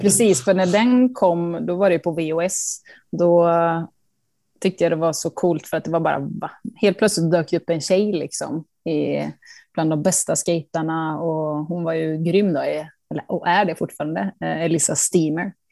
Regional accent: Karlstad, Värmland, Sweden; hemma i Karlstad var jag den enda tjejen som var och skejtade i hallen

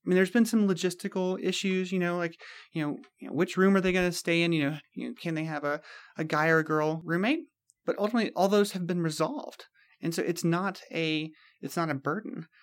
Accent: Mississippi and South Carolina, Deep South, United States; growing up in the Deep South, in Mississippi and South Carolina

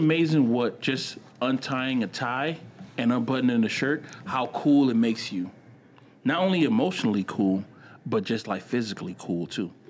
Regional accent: Opelika, Alabama, United States; I was from Opelika.

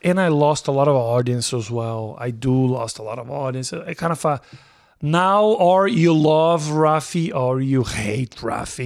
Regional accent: Brazil; English is a second language; moved away as an adult; also born or lived in Nebraska; I am from Brazil

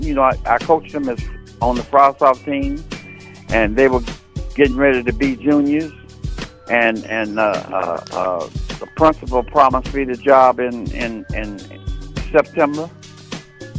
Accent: Cincinnati, Ohio, United States; now in Chicago, United States; I'm from Cincinnati, Ohio. I live two blocks from Crosley Field

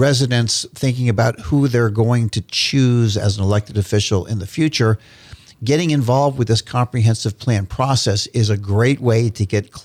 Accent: St. Petersburg, Florida, United States; Grew up in St. Petersburg, Florida, and love my Florida

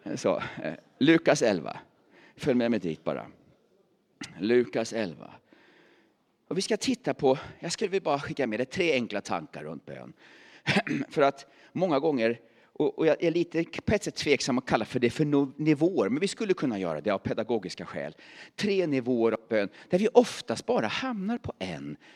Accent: Värmland, Sweden; moved away; also born or lived in Åstorp; jag är värmlänning

